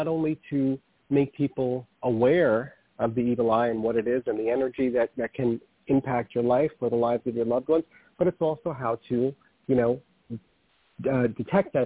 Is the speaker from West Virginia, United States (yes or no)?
no; New York City, New York, United States; also born or lived in Manhattan; I was raised in the Bronx